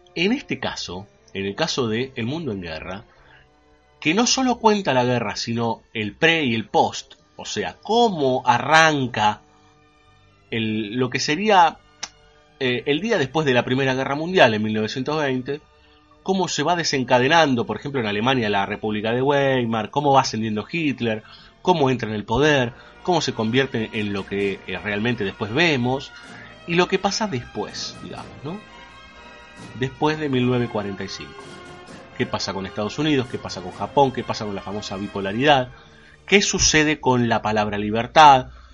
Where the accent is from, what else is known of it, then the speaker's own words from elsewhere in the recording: Argentina; como argentinos